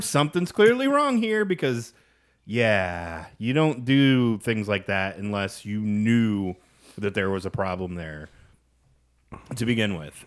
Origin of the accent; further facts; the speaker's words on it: Kansas, United States; moved away; growing up in Kansas, I cut my craft beer teeth on Boulevard